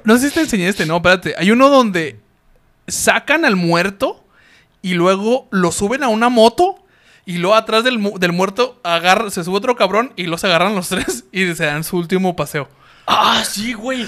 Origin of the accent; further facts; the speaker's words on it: Mexico; somos mexicanos